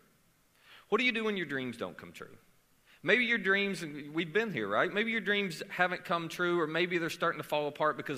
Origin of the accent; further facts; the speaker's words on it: Murray, Kentucky, United States; I am from Murray, Kentucky